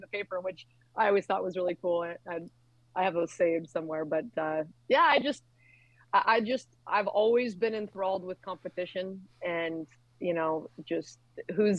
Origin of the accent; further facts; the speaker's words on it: Eugene, Oregon, United States; I grew up in Eugene